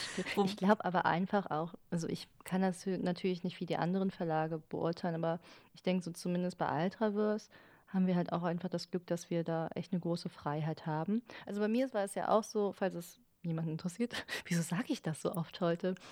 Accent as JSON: {"language": "German", "town": "Cologne", "region": "North Rhine-Westphalia", "country": "Germany", "said": "weil ich aus Köln komme"}